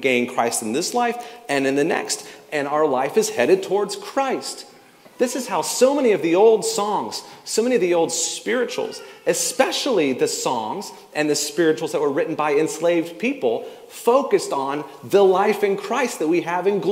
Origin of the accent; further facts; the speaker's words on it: the South, United States; I grew up in the South